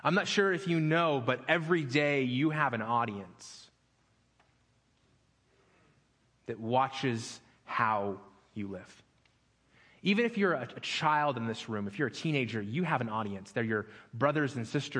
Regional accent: Las Vegas, Nevada, United States; I grew up in Las Vegas

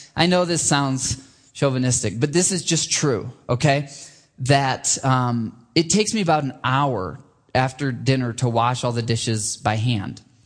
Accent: Michigan, United States; moved away; I grew up in Michigan

